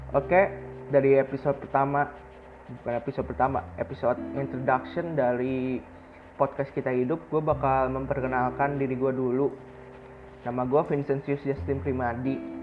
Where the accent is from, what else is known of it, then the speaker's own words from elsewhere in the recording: Bandung, West Java, Indonesia; gue lahir dan tinggal di Bandung